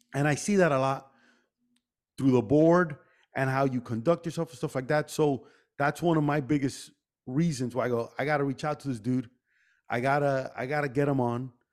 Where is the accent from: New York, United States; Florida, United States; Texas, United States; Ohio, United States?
Florida, United States; Miami; we grew up here in Miami